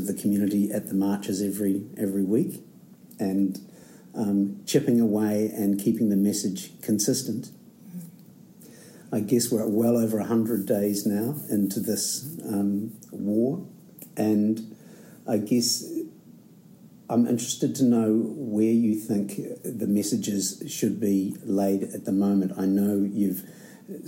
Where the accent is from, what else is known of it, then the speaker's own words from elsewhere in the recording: New Zealand; also born or lived in Dunedin, New Zealand; as a Kiwi living here in Aotearoa, Dunedin, in the South Island of New Zealand